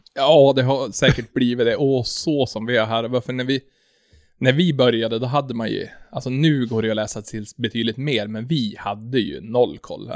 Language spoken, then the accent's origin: Swedish; Sweden; jag är från Sveriges minsta kommun